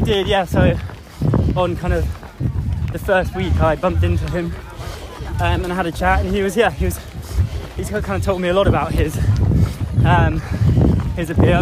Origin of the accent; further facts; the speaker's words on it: England, United Kingdom; I was born in England